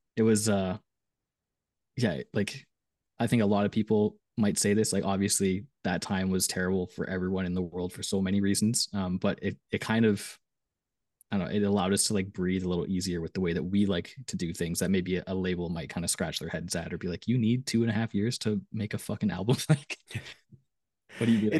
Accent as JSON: {"language": "English", "country": "Canada", "said": "I was from Canada"}